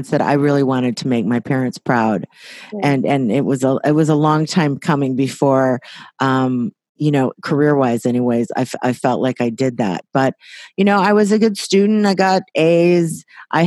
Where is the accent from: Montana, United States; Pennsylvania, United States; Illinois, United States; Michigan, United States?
Illinois, United States; Waukegan; also born or lived in Los Angeles, United States; now in Napa Valley, United States; grew up in Waukegan, Illinois, right in the heartland of America